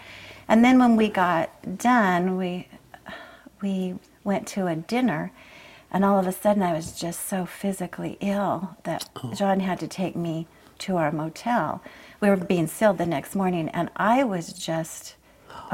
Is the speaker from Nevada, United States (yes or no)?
yes; Las Vegas, Nevada, United States; moved away as an adult; also born or lived in Boise, Idaho / Rexburg, Idaho; I was born in Boise, Idaho. Okay. And moved shortly after that to Las Vegas, and that's where I lived until I went to college.